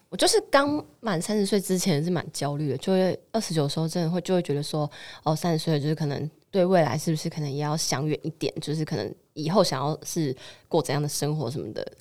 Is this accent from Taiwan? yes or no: yes; Keelung, Taiwan; 因为我是基隆人